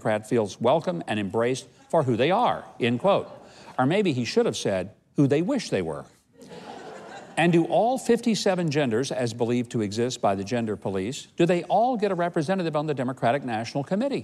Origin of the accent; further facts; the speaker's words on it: Arkansas, United States; where I grew up in Arkansas, we put the squirrels in the stew pot or the fryer